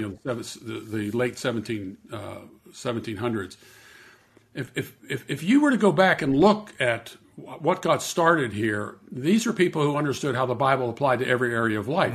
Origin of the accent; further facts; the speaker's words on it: Pittsburgh, Pennsylvania, United States; I grew up in Pittsburgh, Pennsylvania